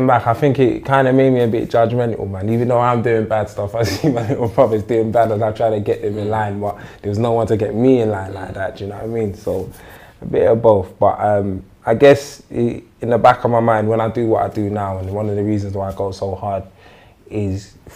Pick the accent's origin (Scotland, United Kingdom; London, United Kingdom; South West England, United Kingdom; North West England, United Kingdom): London, United Kingdom; I'm born and raised in Northwest London, in a state called St. Raphs